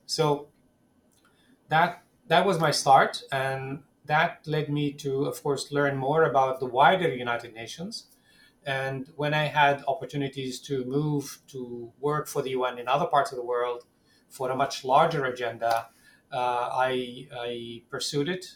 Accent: Ramallah, West Bank, Palestine; English is a second language; growing up in Ramallah, in in the West Bank

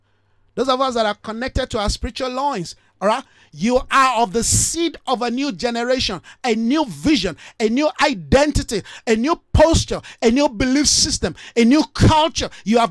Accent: Nigeria; That's why I'm not disenfranchised as a Nigerian. No. They might be, oh, he's a Nigerian.

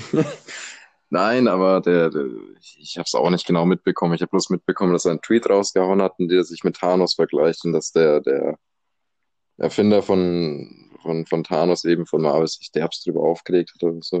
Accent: Germany; wenn man das als Deutscher hört

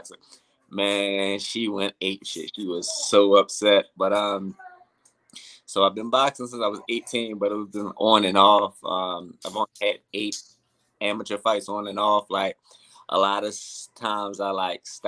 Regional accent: Baltimore, Maryland, United States; now in Atlanta, United States; I'm from Baltimore

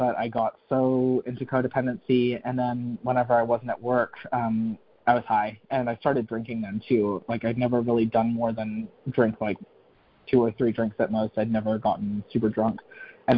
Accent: North Carolina, United States; moved back to North Carolina.

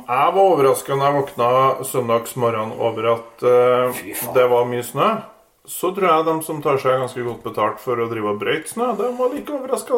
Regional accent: Kvål, Trøndelag, Norway; moved away; jeg er jo fra Kvål.

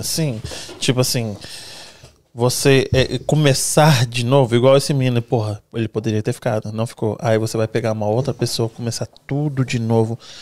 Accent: Brazil; moved away; A gente cresceu no Brasil

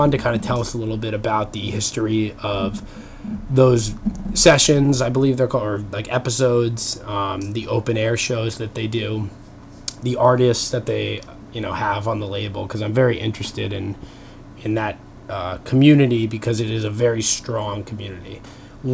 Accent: Long Island, New York, United States; moved away; I'm coming from you from my childhood bedroom. So I'm back home in New York. I'm from Long Island originally

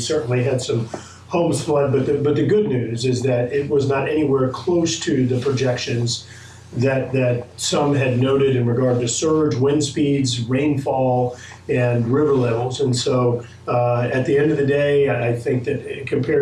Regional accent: Baton Rouge, Louisiana, United States; growing up in Baton Rouge

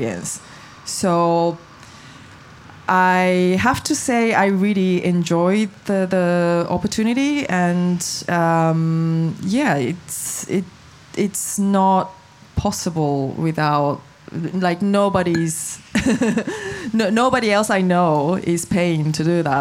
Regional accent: Japan; I'm from Japan

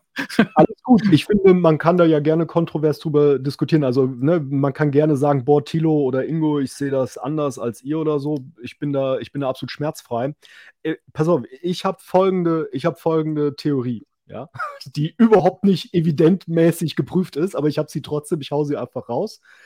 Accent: West Germany, Germany; weil ich jetzt so als Wessi bin

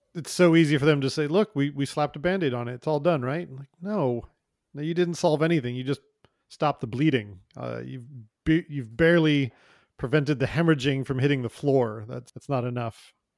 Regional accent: United States; now in Canada; I'm an American

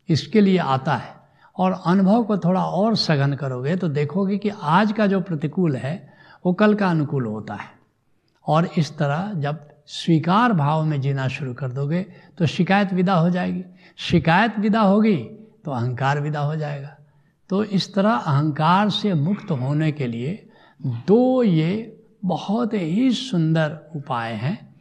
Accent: India; मैं भारत का रहने वाला हूँ

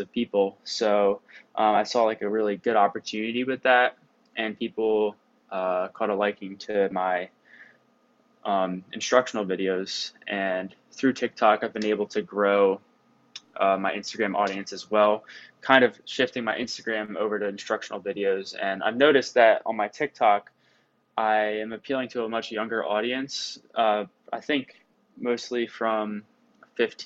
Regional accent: southern New Jersey, United States; moved away as an adult; also born or lived in Virginia; now in Ohio, United States; I'm from New Jersey, southern part of New Jersey

